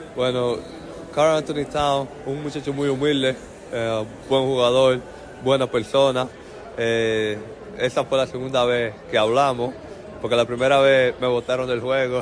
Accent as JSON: {"language": "Spanish", "country": "Dominican Republic", "moved": "yes", "said": "estoy contento de estar en mi país"}